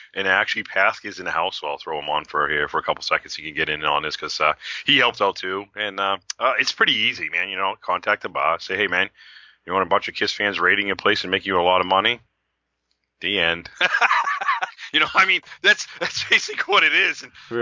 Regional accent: New England, United States; I'm from New England.

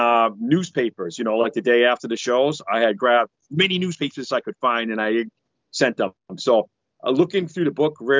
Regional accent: New England, United States; I'm from New England

